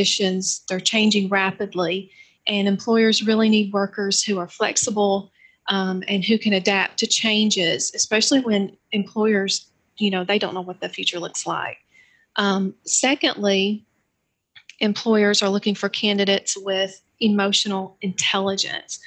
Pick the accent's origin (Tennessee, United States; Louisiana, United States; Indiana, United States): Tennessee, United States; Johnson City; I was born and raised in Johnson City